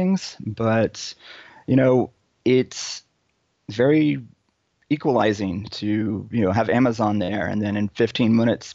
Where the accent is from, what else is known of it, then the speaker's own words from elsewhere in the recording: Dallas, Texas, United States; moved away as an adult; also born or lived in New York / Boston; now in Long Beach, United States; I am Texan, born and raised. Grew up, the important years in Dallas